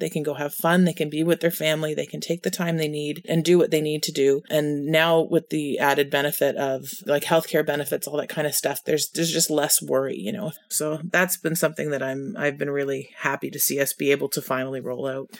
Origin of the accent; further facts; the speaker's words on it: Canada; As a Canadian